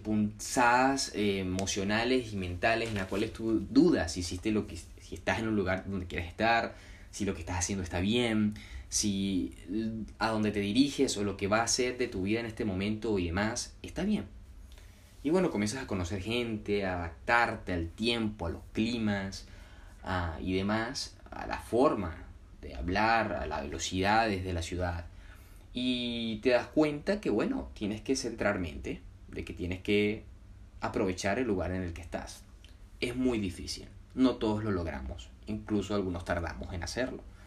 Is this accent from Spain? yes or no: no; Puerto Cabello, Carabobo, Venezuela; aprendí en Venezuela, en mi ciudad natal, Puerto Cabello